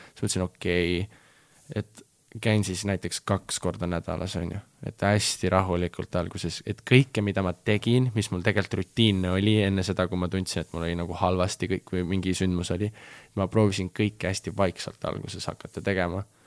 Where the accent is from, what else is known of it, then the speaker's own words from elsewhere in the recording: Estonia; ma olen ikka fucking Eestist nagu, ma olen Eestist